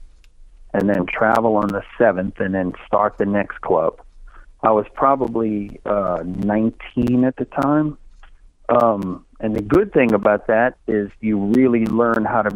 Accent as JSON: {"language": "English", "town": "New Orleans", "region": "Louisiana", "country": "United States", "said": "I was from New Orleans East, which is on the other side of New Orleans"}